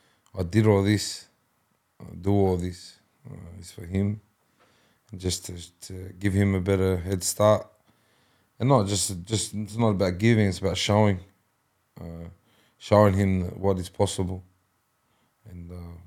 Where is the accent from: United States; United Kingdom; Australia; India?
Australia; Penrith, New South Wales; I was born here in the Nepean Hospital. Still live here, down the road from the Nepean Hospital. My dad was from Mount Druitt, Shelby. So I was both Shelby and Penrith.